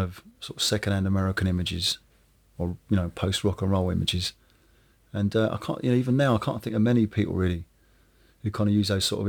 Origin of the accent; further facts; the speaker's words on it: Woking, South East England, United Kingdom; because I come from Woking, which is a suburban town. I mean, it's only 25 minutes down the road, or 45 minutes down the road from London, but it's still a world away.